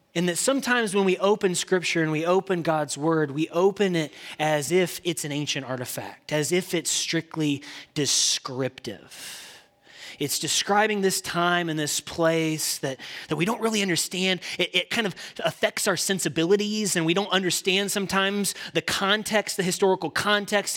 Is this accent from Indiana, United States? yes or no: yes; Indiana, United States; now in Texas, United States; I'm from the great state of Indiana. And I did get to Texas as fast as I could, but I'm from the Hoosier State